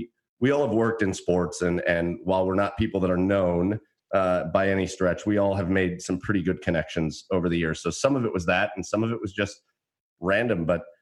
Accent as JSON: {"language": "English", "town": "Rocky River", "region": "Ohio", "country": "United States", "tie": "born or raised there", "said": "We're three white dudes. I grew up in Rocky River, Ohio. It's the whitest place on the planet. It is the whitest place. Literally, I think it's like listed as one of the least diverse suburbs on the planet."}